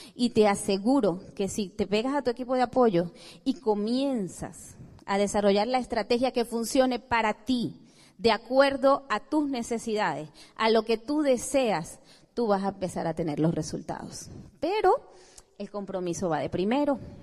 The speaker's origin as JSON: {"language": "Spanish", "country": "Venezuela", "said": "venimos de Venezuela, un país hermoso"}